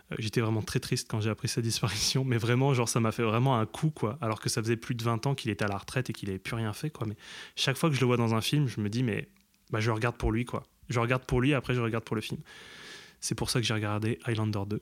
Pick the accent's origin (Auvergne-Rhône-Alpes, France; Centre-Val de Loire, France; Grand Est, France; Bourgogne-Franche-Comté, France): Grand Est, France; now in Paris region, France; je viens aussi du Grand Est, mais j'habite en région parisienne